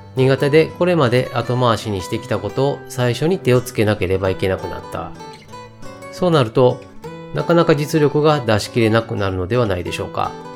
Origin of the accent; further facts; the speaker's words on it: Kyoto, Japan; 出身は生まれも育ちも京都です。京都の中でも、南の方にある伏見という場所で生まれ、今も住んでいます。